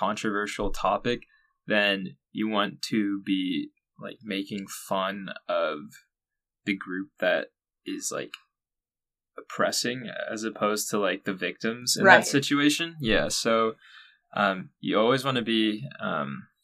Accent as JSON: {"language": "English", "town": "Long Beach", "region": "California", "country": "United States", "tie": "born or raised there", "said": "my hometown of Long Beach, California"}